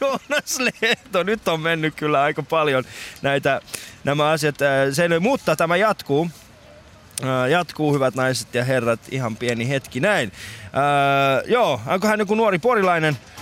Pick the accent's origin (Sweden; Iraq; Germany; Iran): Iran; now in Finland; Mä oon itse alun perin Iranista.